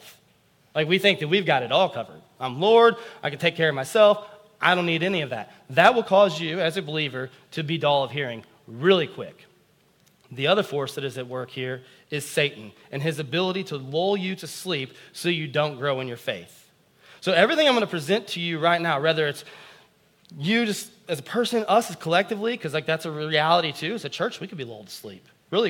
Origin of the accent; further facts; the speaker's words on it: United States; as American Christians